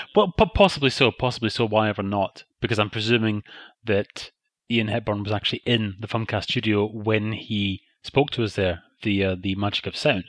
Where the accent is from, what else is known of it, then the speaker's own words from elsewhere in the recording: Scotland, United Kingdom; the shows that we grew up watching in Scotland